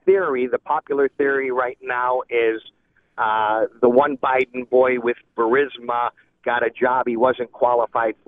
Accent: United States; I am an American

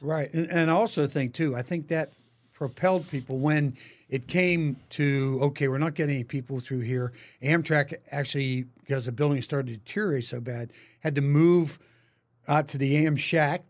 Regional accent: Pittsburgh, Pennsylvania, United States; now in Kansas City, United States; my friends that I grew up with in Pittsburgh

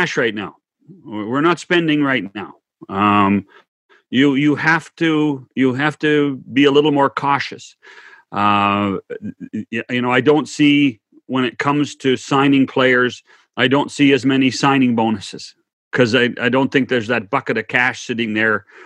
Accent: Western Canada, Canada; I grew up in Western Canada.

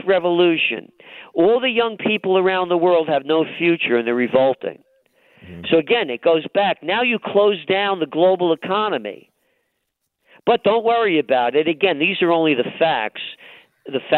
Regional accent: New York City, New York, United States; I'm a guy born in the Bronx.

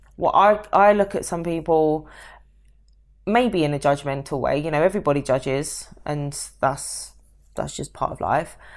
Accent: London, United Kingdom; moved away; I'm from London

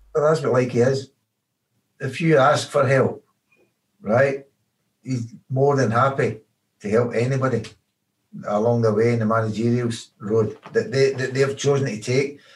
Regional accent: Glasgow, Scotland, United Kingdom; moved away as an adult; also born or lived in Liverpool; I was born and brought up in Glasgow

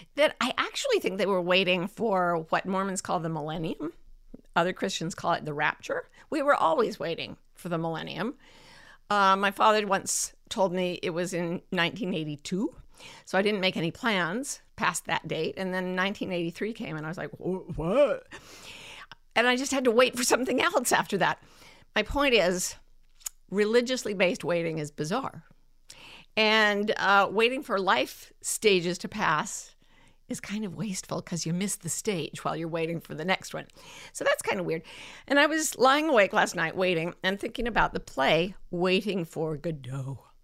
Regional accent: Utah, United States; moved away as an adult; I kind of fled back to my home state where it was, you know, routinely accepted that I would have a child with um, special needs. You know, God bless Utah for that.

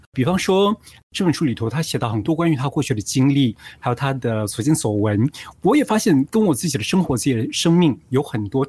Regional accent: Singapore; 我们是新加坡人，然后我们住在这里

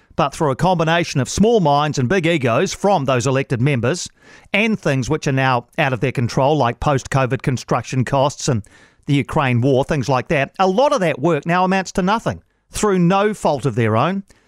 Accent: Wellington, New Zealand; I'm from Wellington

